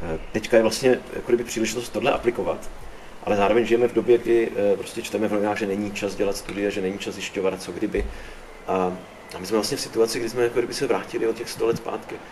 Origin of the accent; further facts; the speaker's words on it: Olomouc, Olomouc Region, Czechia; Já jsem tady Hanák, prostě, že tělem a duší Olomoučák